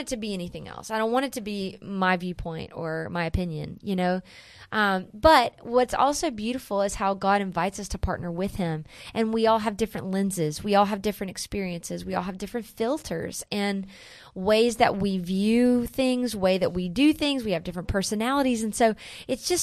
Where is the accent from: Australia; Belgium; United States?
United States; Wilson, North Carolina; also born or lived in Chicago, Illinois; now in Nashville, United States; I'm from North Carolina.